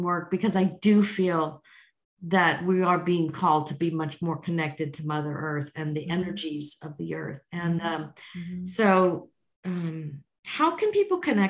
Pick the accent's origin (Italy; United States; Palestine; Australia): United States; Missouri; now in Texas, United States; I'm from Missouri and I love Missouri